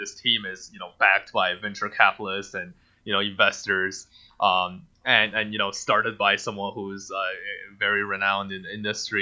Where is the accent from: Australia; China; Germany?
China; first language Mandarin; English is a second language; now in Denver, United States; It's still my native language. I mean, I grew up speaking Mandarin. I was born in China.